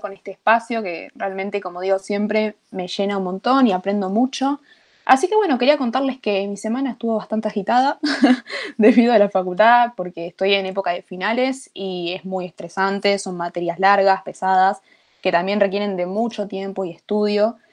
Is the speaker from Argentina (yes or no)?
yes; Argentina